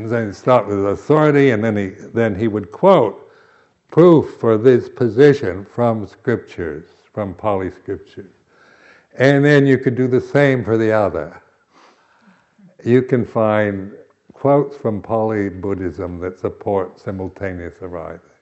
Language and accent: English; Seattle, Washington, United States; I was brought up in the Episcopal Church, but it was very high church, you know, very, it was called Anglo-Catholic. So it was the only one in Seattle